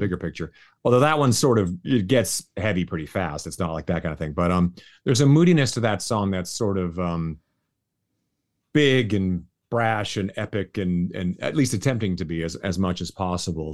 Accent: Canada; now in Las Vegas, United States; I'm Canadian

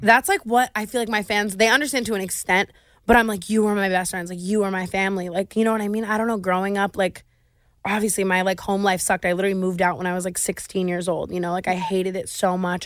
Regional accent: Las Vegas, Nevada, United States; I grew up in Vegas

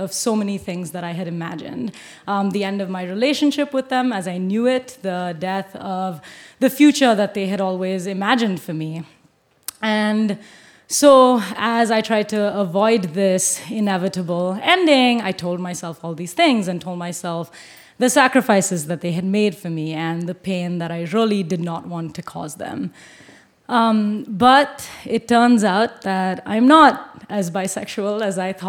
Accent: Bangalore, Karnataka, India; moved away as an adult; now in United States; Growing up in Bangalore in South India

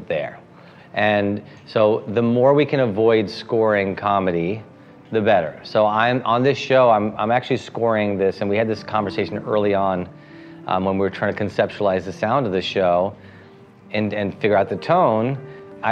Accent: New Jersey, United States; also born or lived in India; I grew up in Jersey after India

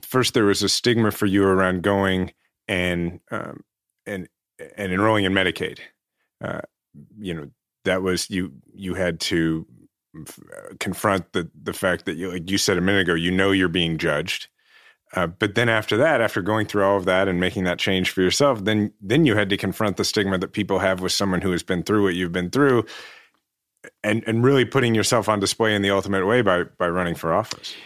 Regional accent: Kansas City, Missouri, United States; I'm running for mayor of my hometown of Kansas City

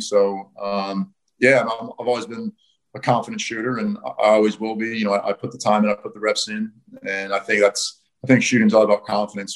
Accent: United States; moved away as an adult; also born or lived in Notre Dame; now in Perth, Australia; being an American kid

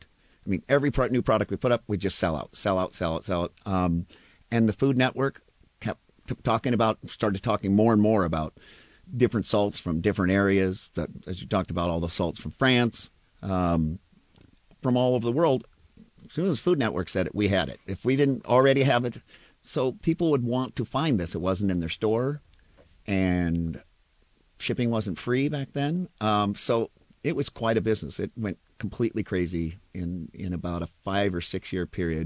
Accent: Spokane, Washington, United States; also born or lived in Seattle, Washington; I was born and raised in Washington, grew up in Spokane, left as quickly as I could, and came here

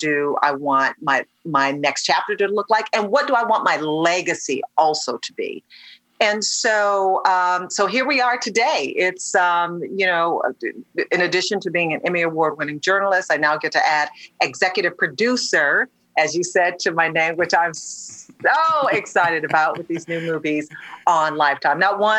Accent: Detroit, Michigan, United States; So, spent my entire career in front of the camera, started in local news in my hometown of Detroit, and then worked my way up through so many different news markets

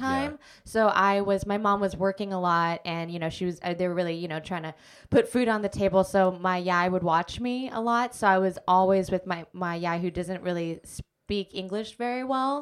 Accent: Anchorage, Alaska, United States; moved away as an adult; also born or lived in California / New York; now in Brooklyn, United States; I grew up in Anchorage, Alaska

